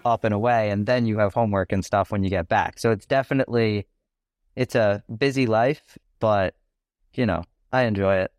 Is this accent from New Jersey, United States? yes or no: no; New York, United States; I'm from New York